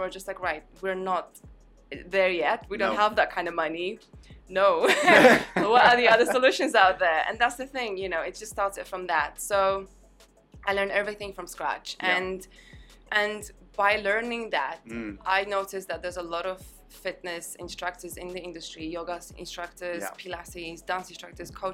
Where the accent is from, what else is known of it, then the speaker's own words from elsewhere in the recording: Poland; moved away as an adult; also born or lived in London, United Kingdom; now in Dubai, United Arab Emirates; I'm originally from Poland, and yeah. I grew up there, and then I moved to London when I was 18